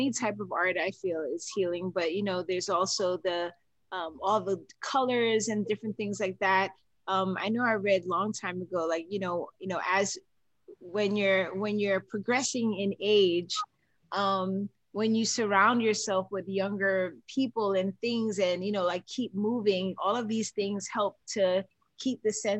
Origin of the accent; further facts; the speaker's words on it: New York, United States; moved away; I was born in New York